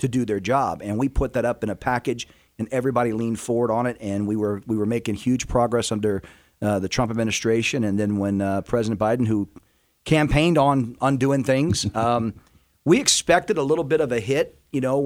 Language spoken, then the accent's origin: English; Houston, Texas, United States; moved away as an adult; also born or lived in New Orleans, Louisiana / New Mexico / Arizona / Washington, D.C.; I'm from New Orleans and grew up in Houston